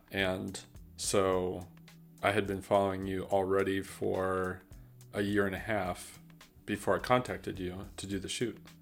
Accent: South Bend, Indiana, United States; moved away; also born or lived in Mishawaka, Indiana / Tilburg, Netherlands / Greensboro; I grew up in South Bend, Indiana

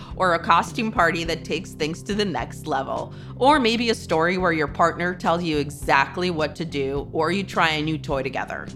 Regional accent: near Chernobyl, Kyiv Oblast, Ukraine; moved away; also born or lived in North America; I grew up near Chernobyl.

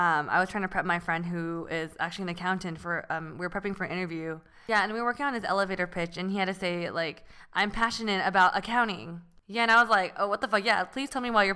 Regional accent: San Francisco Bay Area, California, United States; I'm actually originally from the Bay Area

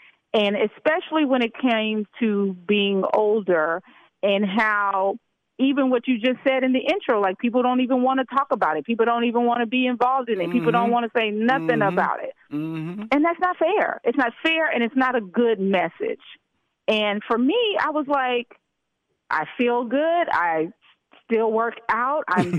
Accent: Memphis, Tennessee, United States; Well, first of all, I am, but I'm also from Memphis, Tennessee.

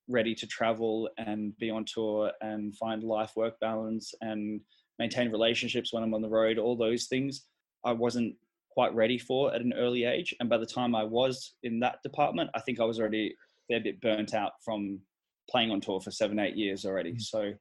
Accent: Sydney, New South Wales, Australia; also born or lived in Melbourne; I grew up in Sydney

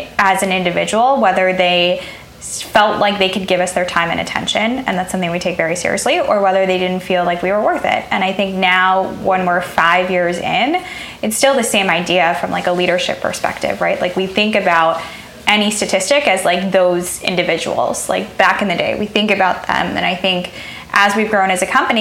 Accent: Chicago, Illinois, United States; born or raised there

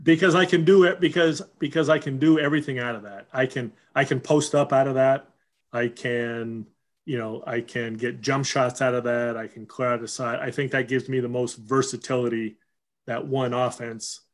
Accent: Huntington Beach, California, United States; growing up in Huntington Beach

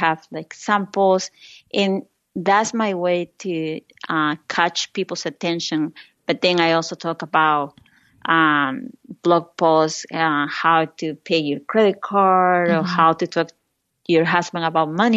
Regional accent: Lima, Peru; English is a second language; moved away as an adult; now in United States; when I was growing up in Lima, Peru

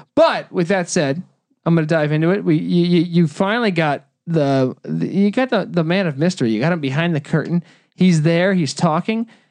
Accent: California, United States; also born or lived in North Carolina; as a Californian

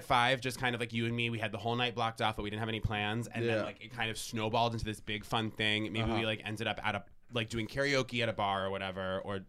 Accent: Vermont, United States; I'm from Vermont.

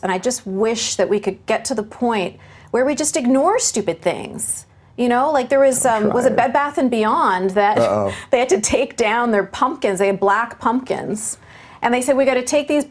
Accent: Vancouver, British Columbia, Canada; my hometown of Vancouver, BC

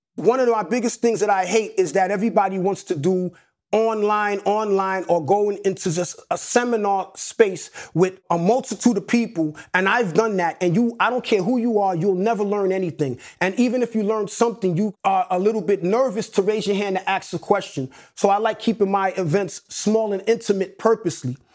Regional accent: New York City, New York, United States; also born or lived in Atlanta; one nine seven is the actual block that I grew up on in Hollis, Queens.

